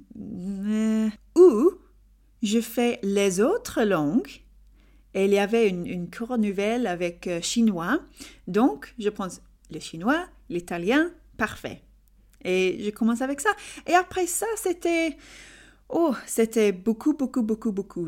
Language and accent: French; England, United Kingdom; French is a second language; je suis anglaise d'Angleterre